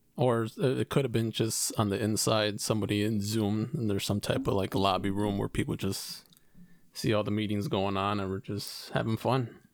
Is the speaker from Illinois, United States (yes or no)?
yes; Chicago, Illinois, United States; we're from Chicago